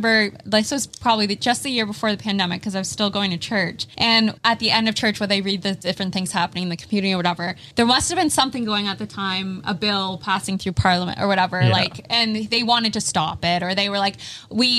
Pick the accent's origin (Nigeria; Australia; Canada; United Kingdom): Canada; we're Canadian